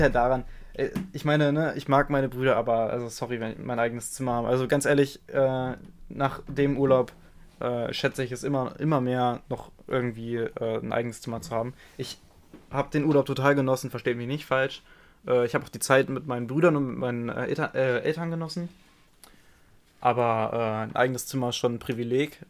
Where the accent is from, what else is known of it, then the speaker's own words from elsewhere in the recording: Germany; mein, mein Heimatland